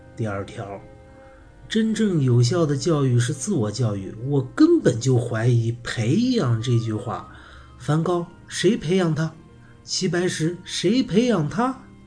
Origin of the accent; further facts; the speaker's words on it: China; 我们中国人依然把孔子当作自己人生的典范